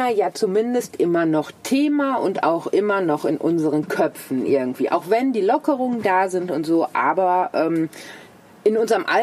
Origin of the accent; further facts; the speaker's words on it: Dortmund, North Rhine-Westphalia, Germany; also nehmen wir jetzt mal meine Heimatstadt Dortmund. Dortmund hat einen Stellplatz